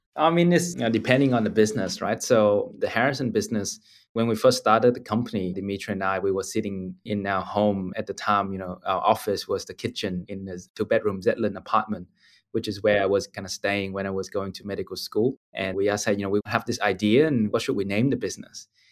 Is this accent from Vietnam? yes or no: yes; Ho Chi Minh City, Vietnam; now in Australia; I grew up in Ho Chi Minh City in Vietnam and had a fortunate opportunity to come to Australia